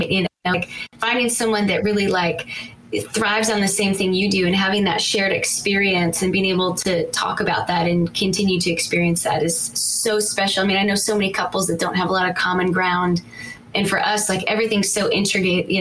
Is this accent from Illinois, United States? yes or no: yes; Morris, Illinois, United States; Morris, Illinois. So southwest of Chicago. Small farming community. Still there.